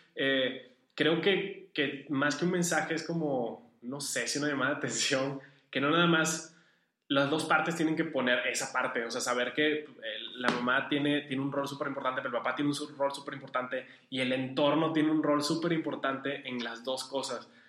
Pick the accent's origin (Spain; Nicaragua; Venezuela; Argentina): Venezuela; also born or lived in Uruguay / La Paz, Baja California, Mexico; now in Monterrey, Mexico; yo soy venezolano, casi toda mi familia es de allá